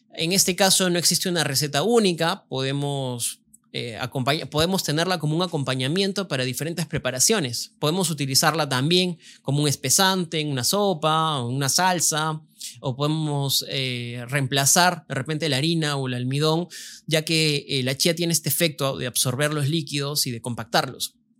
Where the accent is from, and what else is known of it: Peru